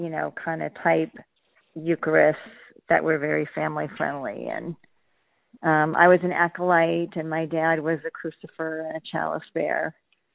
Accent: Corona, California, United States; moved away; So I grew up in Corona, California, which is southeast of L.A. in Riverside County, and it was a pretty small town, around 20,000 in my youth, and it's now like over 100,000 and very different.

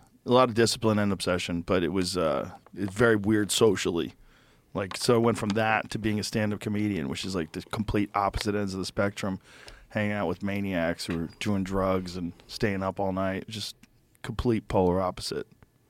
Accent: Boston, Massachusetts, United States; born or raised there

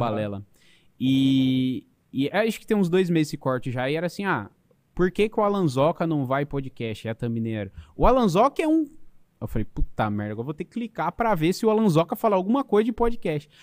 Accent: São Paulo, Brazil; moved away as an adult; also born or lived in Portugal; Eu sou, eu sou de São Paulo

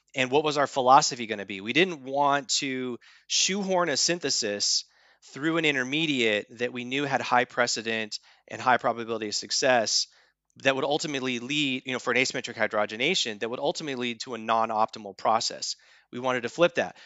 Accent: Spearfish, South Dakota, United States; moved away; I was born and raised in the Black Hills of South Dakota in Spearfish, South Dakota

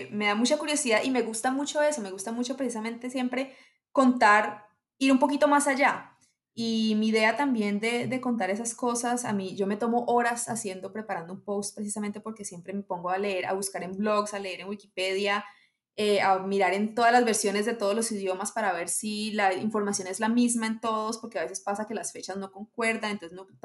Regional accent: Colombia; Hola a todos. Eh, soy colombiana. Eh, me gusta decir así y no especificar más porque viví en muchas partes en Colombia

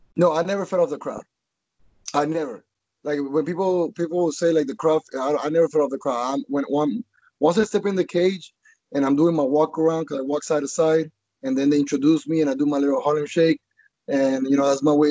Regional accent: Colombia; now in Florida, United States; I'm from Colombia.

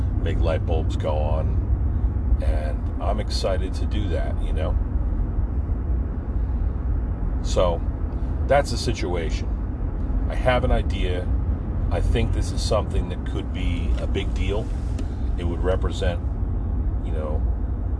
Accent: Pine Barrens, New Jersey, United States; my coming up in the Pine Barrens

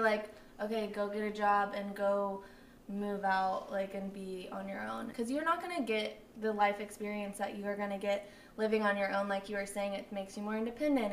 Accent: Flower Mound, Texas, United States; also born or lived in Midland; we grew up in Flower Mound, Luis and I, and it was like a bubble

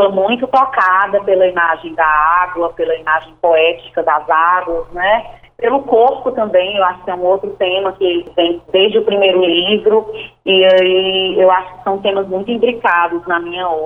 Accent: Fortaleza, Ceará, Brazil; also born or lived in Iguatu; eu nasci em Iguatu, no Ceará, né? Iguatu do Tupi, Icatu, que quer dizer água boa, rio bom. E aí a gente chega numa cidade, né, aos 10 anos de idade, a minha família e eu, para uma cidade que é uma fortaleza

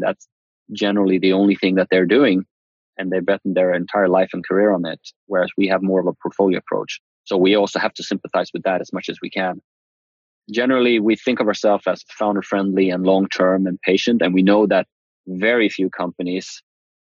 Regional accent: Uppsala, Uppsala County, Sweden; moved away as an adult; now in San Francisco, United States; Uppsala, where I grew up in Sweden

